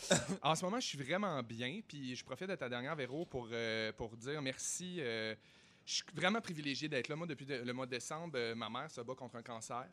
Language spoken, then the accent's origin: French; Chicoutimi, Quebec, Canada; moved away; moi, je viens de Chicoutimi.